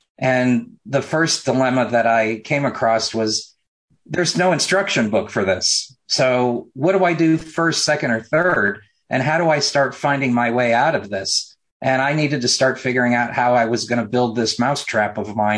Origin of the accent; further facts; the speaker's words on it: Mooresville, North Carolina, United States; from Mooresville, my hometown